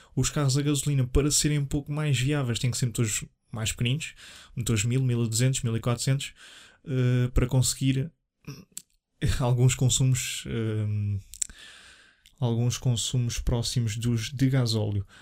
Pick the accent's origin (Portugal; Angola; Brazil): Portugal; Leiria, Centro; sou natural de Leiria